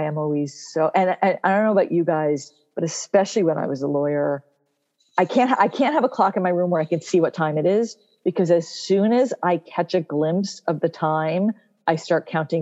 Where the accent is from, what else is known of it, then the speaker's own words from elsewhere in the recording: New Jersey, United States; I'm from New Jersey